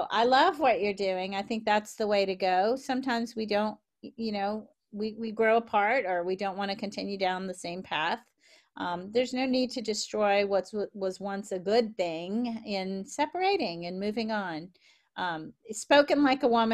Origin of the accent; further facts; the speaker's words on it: the South, United States; accent: Southern; I tried for years to get rid of my Southern accent